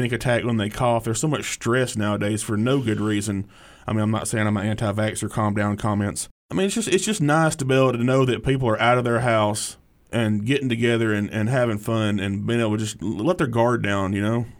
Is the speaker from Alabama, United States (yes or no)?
yes; Hartselle, Alabama, United States; I grew up in Hartsville, Alabama, which is about, oh, thirty minutes south of here down I sixty-five